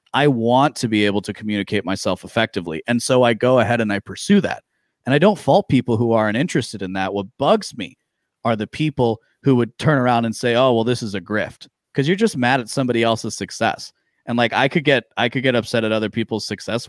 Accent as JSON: {"language": "English", "region": "Midwest", "country": "United States", "tie": "born or raised there", "said": "I grew up in the Midwest"}